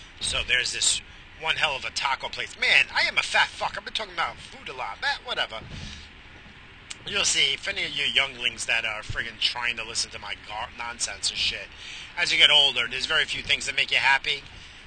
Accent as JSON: {"language": "English", "region": "New York", "country": "United States", "tie": "born or raised there", "said": "growing up in New York, pre-2000"}